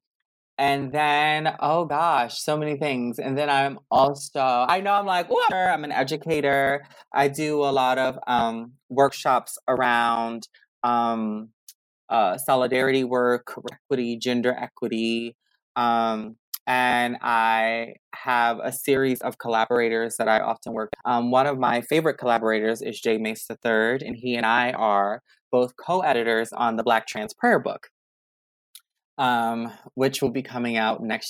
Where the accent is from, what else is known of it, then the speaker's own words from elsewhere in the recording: Baltimore, Maryland, United States; now in Washington, DC, United States; I am originally from Baltimore, Maryland